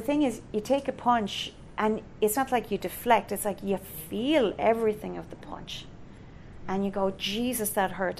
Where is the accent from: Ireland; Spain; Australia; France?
Ireland; I'm Irish